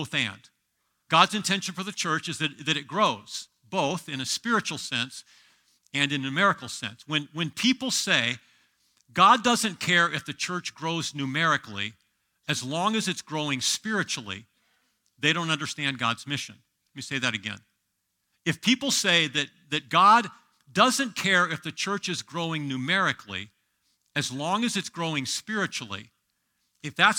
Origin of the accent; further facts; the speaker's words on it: Southern California, United States; now in Sioux Falls, United States; I grew up in a Nazarene church in California, Southern California.